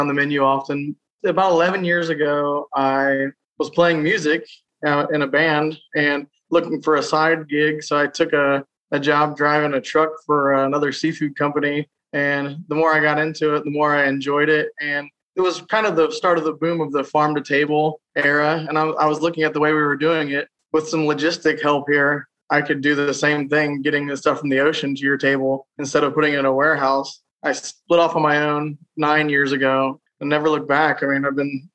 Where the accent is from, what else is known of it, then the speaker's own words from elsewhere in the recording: south of Columbus, Ohio, United States; Just south of Columbus.